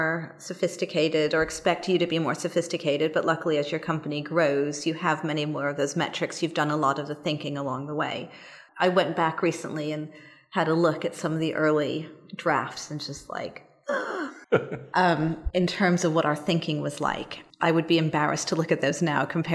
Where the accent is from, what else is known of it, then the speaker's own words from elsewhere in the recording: United States; moved away as an adult; now in London, United Kingdom; I am an American who's been in London for about 16 years, so I've done most of my working life here, despite the accent